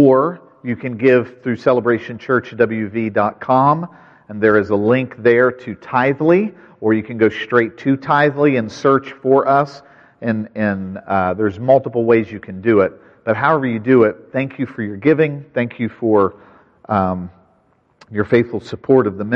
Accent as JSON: {"language": "English", "region": "West Virginia", "country": "United States", "tie": "born or raised there", "said": "I grew up in West Virginia"}